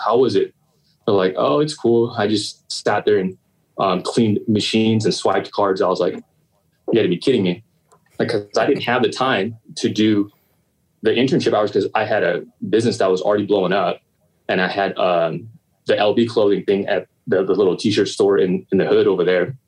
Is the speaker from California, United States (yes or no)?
yes; Long Beach, California, United States; I was born and raised, uh, yeah, born and raised in Long Beach um, on the east side